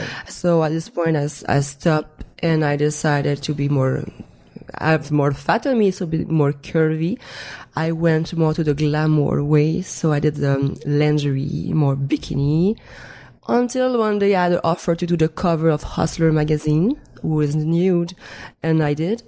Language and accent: English; Montreal, Quebec, Canada; first language French; English is a second language; moved away as an adult; I was um, still living in uh, Montreal back in Canada. I'm French Canadian